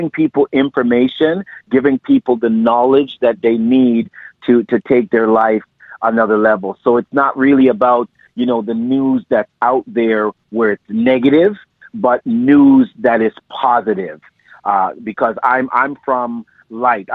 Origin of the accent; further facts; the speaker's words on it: Montego Bay, Jamaica; now in Canada; I was born in Montego Bay, Jamaica, and I am the youngest of five children, and I was raised by my mother and my father.